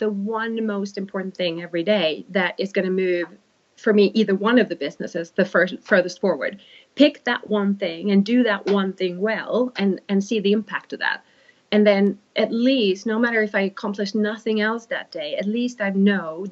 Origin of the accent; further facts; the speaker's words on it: Sweden; English is a second language; now in United Kingdom; A bit of a Swedish Viking heritage